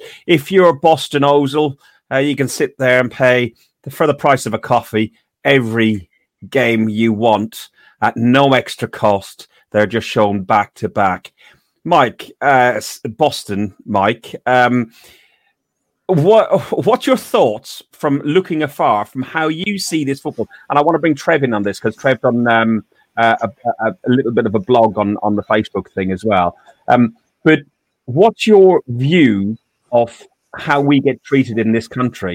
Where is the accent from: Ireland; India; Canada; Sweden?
Ireland; I'm Irish